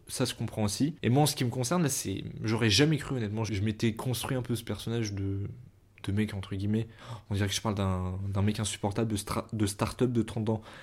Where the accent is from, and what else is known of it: Paris, Île-de-France, France; born or raised there